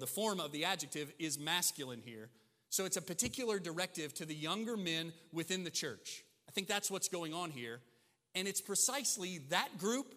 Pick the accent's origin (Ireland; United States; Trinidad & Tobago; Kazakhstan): United States; Southern Illinois; also born or lived in Mississippi; growing up in Southern Illinois